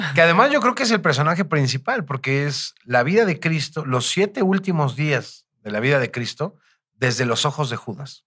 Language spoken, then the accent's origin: Spanish; Naucalpan, State of Mexico, Mexico; por mis rumbos de chico, por el Estado de México, por Naucalpan